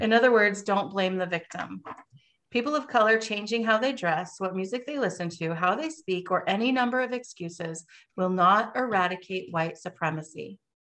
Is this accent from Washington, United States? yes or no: yes; Vancouver, Washington, United States; I grew up in Vancouver, Washington